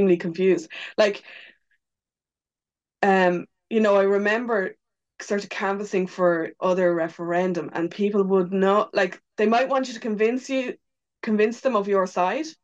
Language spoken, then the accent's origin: English; Ireland; us as Irish people